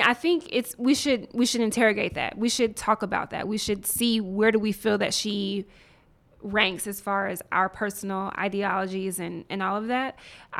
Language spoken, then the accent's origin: English; Nashville, Tennessee, United States; I grew up in the South, in Nashville. There were things I was not exposed to until I got to Howard.